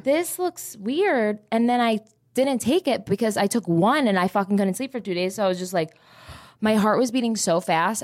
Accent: New Jersey, United States; now in Texas, United States; I'm from Jersey

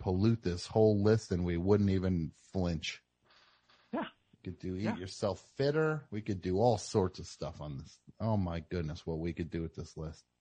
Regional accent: New Jersey, United States; I'm from the Jersey. I got the Jersey strut

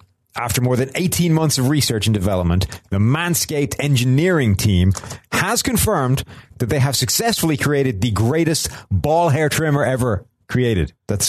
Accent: Ireland; I'm Irish.

